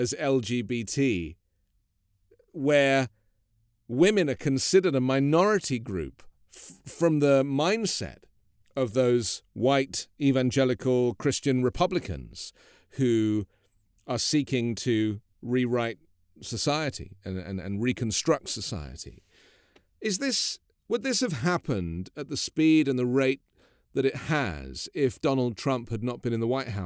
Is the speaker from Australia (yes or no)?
no; United Kingdom; as a British person